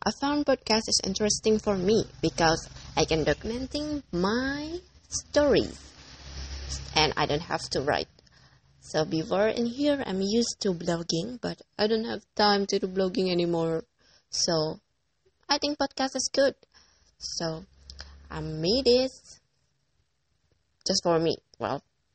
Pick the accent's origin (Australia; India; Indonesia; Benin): Indonesia; English is a second language; I'm from Indonesia